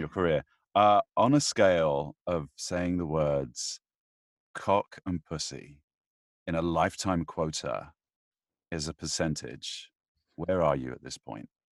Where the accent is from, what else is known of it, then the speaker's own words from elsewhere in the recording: United Kingdom; I'm British